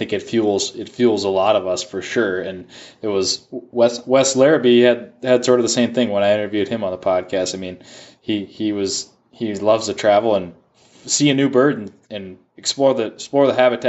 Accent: Minnesota, United States; And I know you were in my state, my home state this year. You're in Minnesota

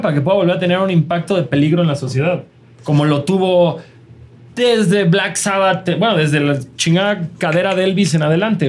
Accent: Mexico; nosotros, como morros mexicanos de 13 años

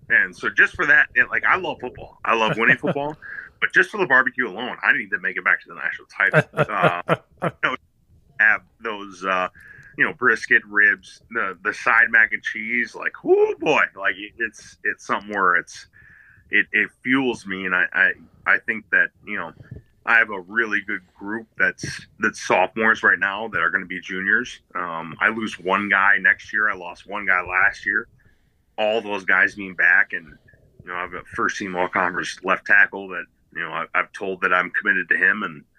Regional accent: Midwest, United States; I think of like growing up in the Midwest, you see the Whitewater teams

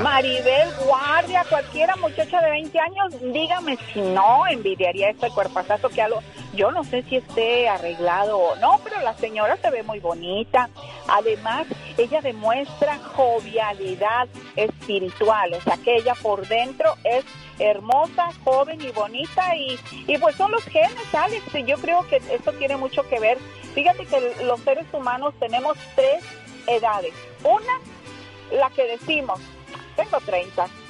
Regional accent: Santa Catarina, Nuevo León, Mexico; also born or lived in Monterrey, Nuevo León; Soy de Santa Catarina, Nuevo León. Ahí es donde está enterrado mi ombligo. Pero pues toda mi, mi educación fue en Monterrey, Nuevo León

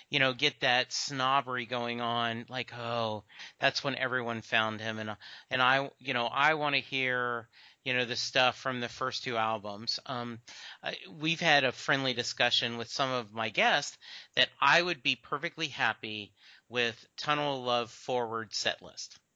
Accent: New Jersey, United States; It's like I'm from Jersey, right?

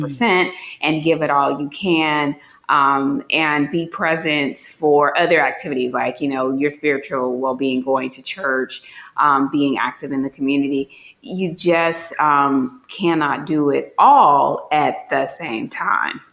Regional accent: Gary, Indiana, United States; moved away; I'm from Gary, Indiana, very urban

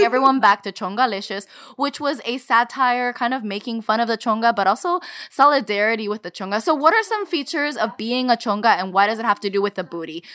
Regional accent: United States; we were raised in the United States

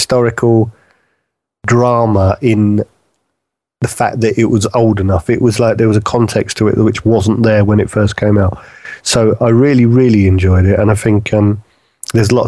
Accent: United Kingdom; being British

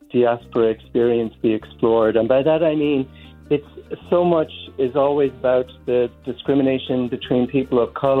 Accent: Dublin, Leinster, Ireland; now in San Francisco, United States; I'm originally from Dublin, Ireland. And we know in Ireland, all of us grow up learning about this history

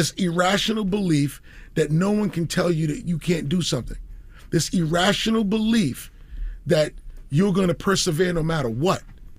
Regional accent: Queens, New York, United States; because I'm a kid from Queens, 5 colleges in 2 years, didn't graduate

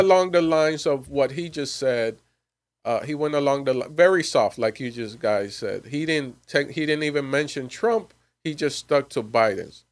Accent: Miami, Florida, United States; moved away; I'm originally from Miami, Florida

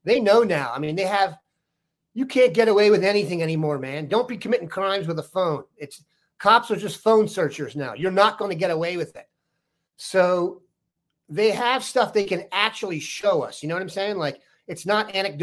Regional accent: Washington, District of Columbia, United States; I'm from the Washington DC area

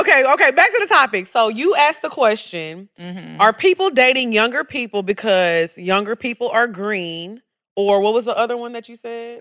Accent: United States; growing up in America

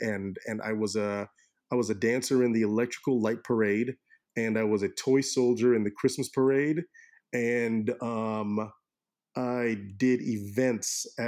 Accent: Orlando, Florida, United States; growing up in Orlando in the late 80s, early 90s was a beautiful time

